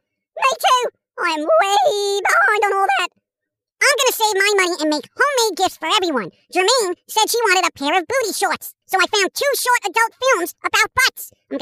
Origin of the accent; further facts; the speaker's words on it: England, United Kingdom; Because I'm English, I should be all like, oh, 007, like I got a valid opinion on it, you know?